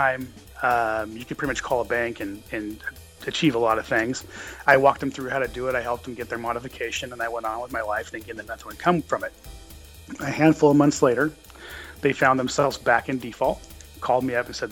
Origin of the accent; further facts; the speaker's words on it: Turlock Modesto area of California, United States; now in Fresno, United States; I am from the Turlock Modesto area of California originally.